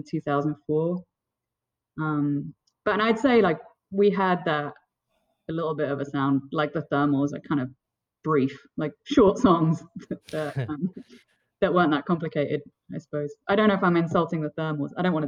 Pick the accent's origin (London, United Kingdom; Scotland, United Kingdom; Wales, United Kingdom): London, United Kingdom; born or raised there; moved away; also born or lived in Burlington, Vermont / New Jersey